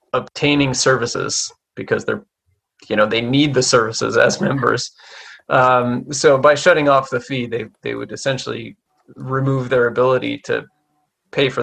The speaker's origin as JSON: {"language": "English", "country": "Canada", "said": "I'm Canadian"}